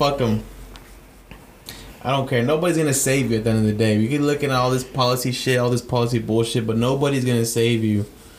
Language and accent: English; Sacramento, California, United States; moved away as an adult; also born or lived in San Jose; I grew up on 47th Avenue, 47th by the 50s.